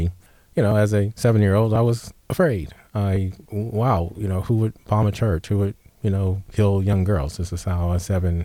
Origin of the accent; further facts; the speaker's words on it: Selma, Alabama, United States; moved away; I was born in Selma, Alabama